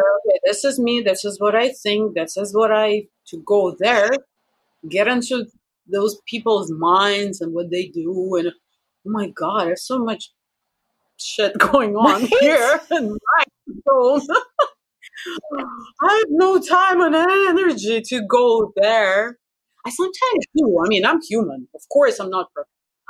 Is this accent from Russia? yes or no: yes; Russia; I'm too Russian